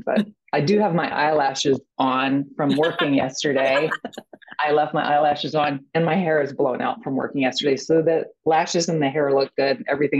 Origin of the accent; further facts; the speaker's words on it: Atlanta, Georgia, United States; born there; Yes. I was born in Atlanta.